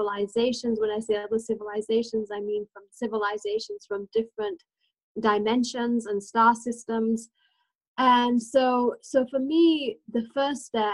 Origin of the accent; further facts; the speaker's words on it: England, United Kingdom; also born or lived in India; now in New Mexico, United States; I was born in India and I grew up in England, back and forth. And I've been here in New Mexico now for 24 years